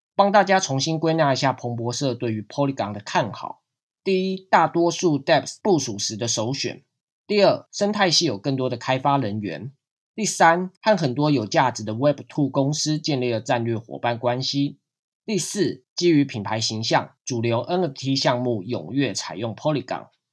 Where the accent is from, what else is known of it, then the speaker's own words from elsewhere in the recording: Taiwan; 对于我们台湾人来说，就是银行跨国电汇的管道暂时关闭